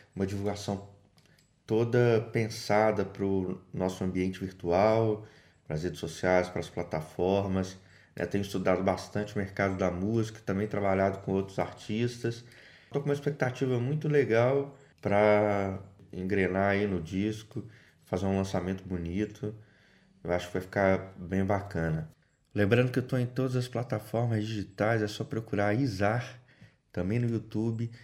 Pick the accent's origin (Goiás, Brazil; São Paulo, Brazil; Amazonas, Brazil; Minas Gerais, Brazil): Minas Gerais, Brazil; Belo Horizonte; moved away as an adult; now in Barra do Jucu, Brazil; Eu tô na Barra do Jucu há 10 anos, sou mineiro de Belo Horizonte.